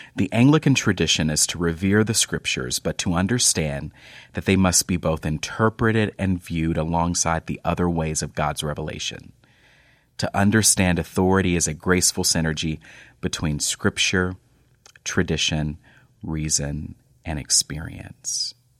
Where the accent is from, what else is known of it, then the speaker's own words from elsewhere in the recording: North Texas, United States; moved away; I grew up in North Texas